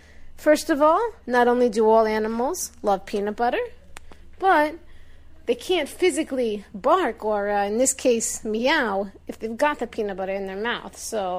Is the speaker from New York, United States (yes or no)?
yes; Long Island, New York, United States; So yeah, I'm from Long Island, New York. I own a bus depot up here